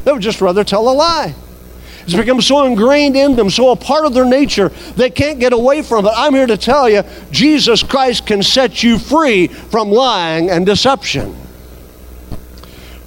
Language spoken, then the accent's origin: English; United States; as an American